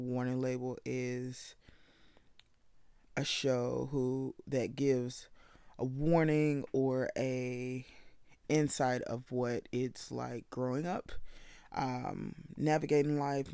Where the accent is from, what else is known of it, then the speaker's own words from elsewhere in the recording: the South, United States; I'm from the South